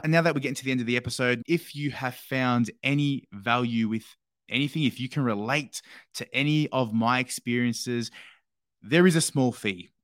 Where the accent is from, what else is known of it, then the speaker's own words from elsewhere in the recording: Australia; growing up in Australia